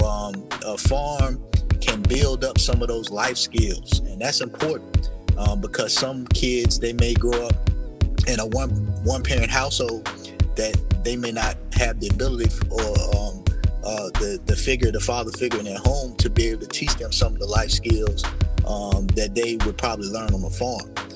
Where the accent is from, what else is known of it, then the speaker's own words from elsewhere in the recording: United States; I was born in Warren County